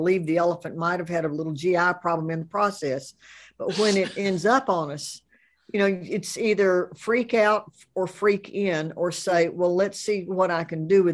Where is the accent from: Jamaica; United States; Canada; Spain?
United States; the rural South; I'm from the South, rural or not, but I am from the rural South